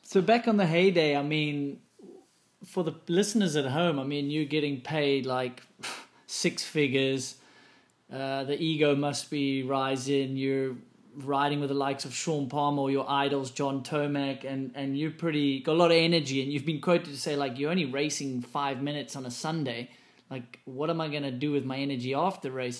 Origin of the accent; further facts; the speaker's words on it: South Africa; moved away; Because I came from South Africa too